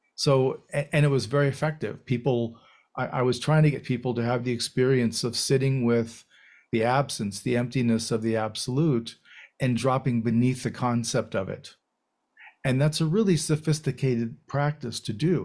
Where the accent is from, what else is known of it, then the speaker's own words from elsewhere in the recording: United States; being raised as an American